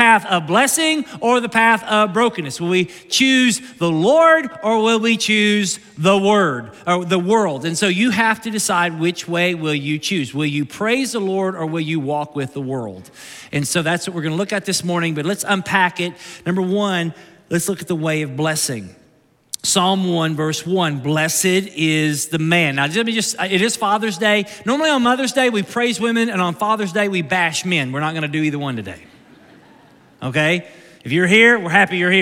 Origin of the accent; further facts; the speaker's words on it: Kentucky, United States; I'm from Kentucky